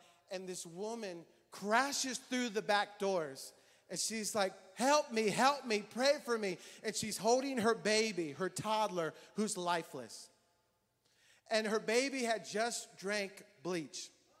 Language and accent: English; Hamilton, Ohio, United States; born there; In 1979, I was born in Hamilton, Ohio.